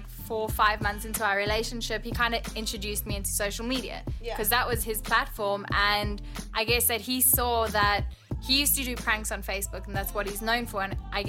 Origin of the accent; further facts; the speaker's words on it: South Africa; accent: South African; moved away as an adult; now in Los Angeles, United States; I was born and raised in South Africa when I was 18, just out of high school. My dad got a job transfer and moved the whole family out into Los Angeles